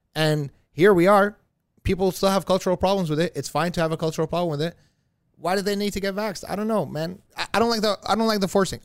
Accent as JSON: {"language": "English", "country": "Iraq", "tie": "born or raised there", "moved": "yes", "said": "I was literally born during some bombings of America, bombing Iraq"}